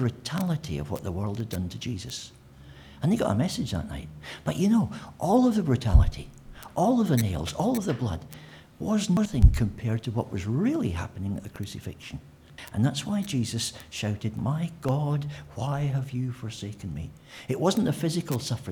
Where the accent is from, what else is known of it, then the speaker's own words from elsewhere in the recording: Scotland, United Kingdom; moved away; I'm Scottish